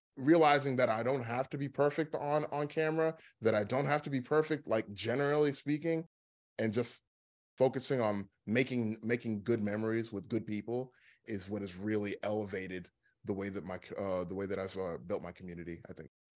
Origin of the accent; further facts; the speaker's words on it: Dallas, Texas, United States; also born or lived in Philadelphia; I grew up here in Dallas. Like, this is where, like, you know, I mean, this is where I spent most of my life. So, this is technically my hometown.